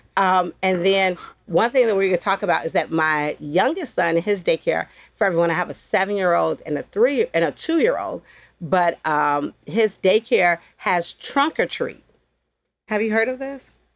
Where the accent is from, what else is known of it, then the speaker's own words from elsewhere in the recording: Chicago, Illinois, United States; growing up in Chicago on the West Side